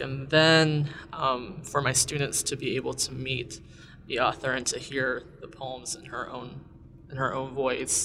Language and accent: English; Appalachia, United States; moved away as an adult; now in Bloomington, United States; I grew up in Appalachia